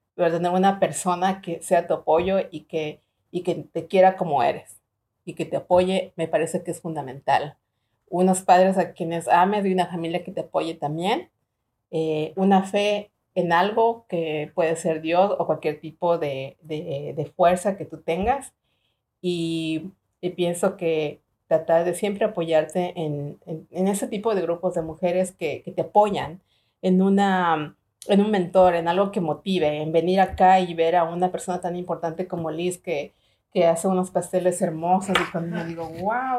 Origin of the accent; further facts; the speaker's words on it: Ecuador; now in United States; yo nací en Ecuador. Yo trabajé desde los 17 años y siempre comencé en flores.